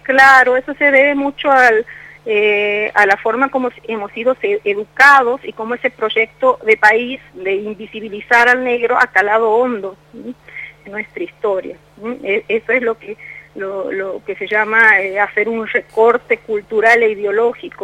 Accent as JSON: {"language": "Spanish", "region": "Santiago del Estero", "country": "Argentina", "moved": "yes", "lives_now": "Mendoza, Argentina", "said": "Orgullosamente santiagueña y, sintiéndolo, sintiendo mucho la ausencia porque del pago, porque llevo muchos años acá en Mendoza"}